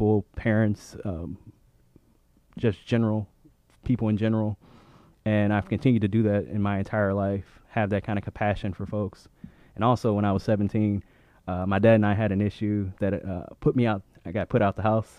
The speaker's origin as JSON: {"language": "English", "town": "St. Louis", "region": "Missouri", "country": "United States", "moved": "yes", "lives_now": "Boston, United States", "said": "I'm originally from St. Louis"}